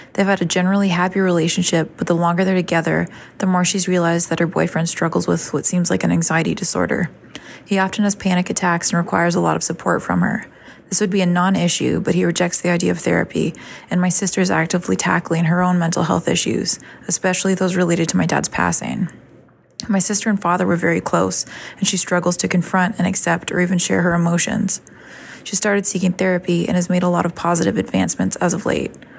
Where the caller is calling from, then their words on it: Canada; I'm calling from Canada